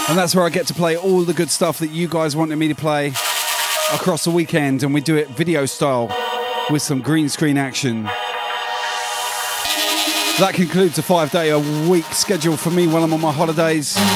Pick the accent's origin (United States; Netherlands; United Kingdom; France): United Kingdom; now in Brisbane, Australia; I wouldn't be uh, a Britisher if I didn't say that stupid word, would it? in my stupid accent.